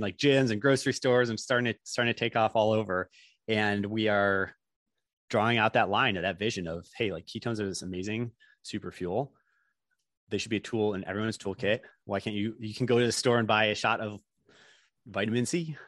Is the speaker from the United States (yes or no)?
yes; Chicago, Illinois, United States; moved away; also born or lived in Stanford, California; I'm from Chicago originally